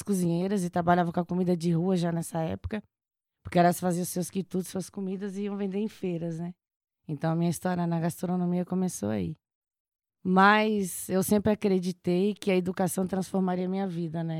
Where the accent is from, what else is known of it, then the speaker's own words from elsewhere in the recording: Chapada Diamantina, Bahia, Brazil; moved away; Eu nasci na Chapada Diamantina, nasci na roça, sou de uma família grande